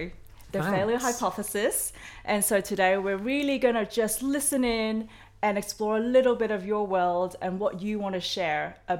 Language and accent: English; Australia; Australian, sorry.